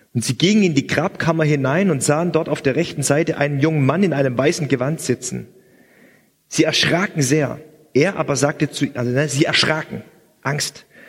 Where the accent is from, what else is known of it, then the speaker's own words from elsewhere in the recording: Swabia, Germany; als gebürtiger Schwabe